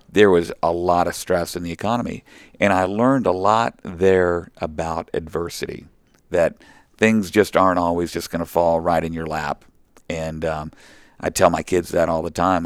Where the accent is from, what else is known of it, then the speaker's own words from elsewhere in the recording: Oklahoma City, Oklahoma, United States; moved away; So I grew up down in Oklahoma.